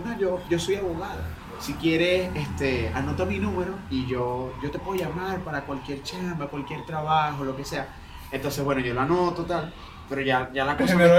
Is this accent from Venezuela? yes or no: yes; Valles del Tuy, Miranda, Venezuela; moved away; soy de los Valles del Tuy